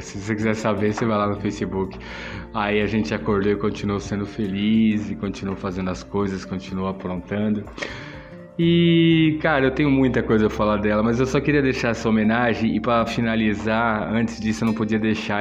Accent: São Paulo, Brazil; você sair da é, de onde você foi criado, onde você fez todos seus amigos e vim para um bairro desconhecido, é um bairro relativamente novo na época. Era considerado meio que a cidade de Deus de São Paulo

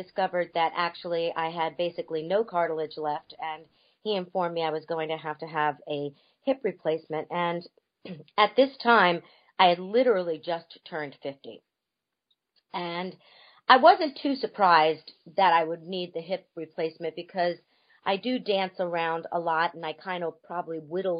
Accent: North Miami Beach, Florida, United States; I am originally from North Miami Beach, Florida

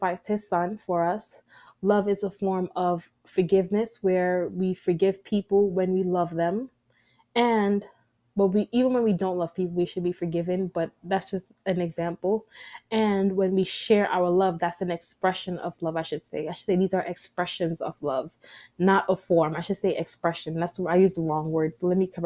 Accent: New York City, New York, United States; I am a New Yorker.

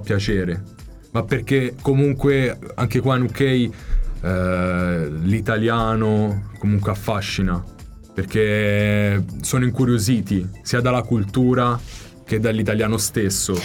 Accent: Val di Chiana, Tuscany, Italy; moved away as an adult; now in London, United Kingdom; io sono chianino puro

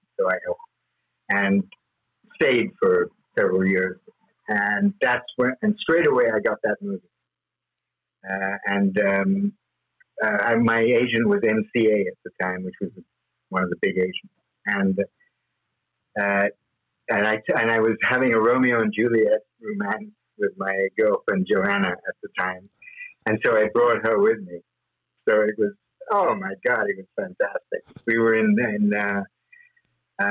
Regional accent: London, United Kingdom; moved away; also born or lived in Hong Kong; we went back to England, and I grew up in England, in London.

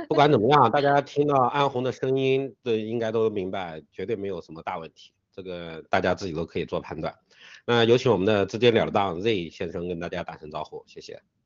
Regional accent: China; 我们中国人

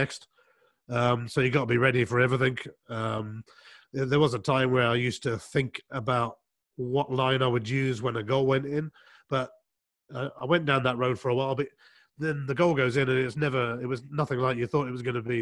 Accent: England, United Kingdom; I was uh, growing up in England

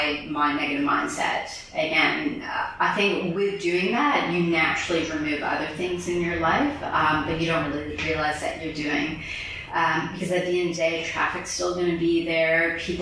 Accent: Bronx, New York, United States; People think I'm from Jersey. I'm like, yo, I'm from the Bronx. What are you talking about?

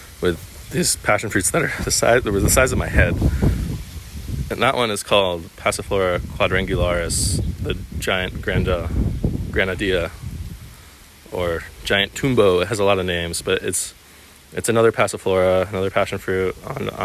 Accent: East Coast, United States; coming from living in the East Coast

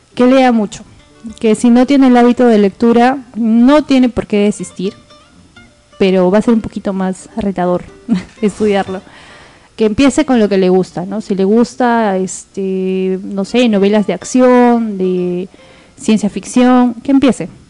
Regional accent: Tacna, Peru; Nosotros somos de Tacna hasta Lima

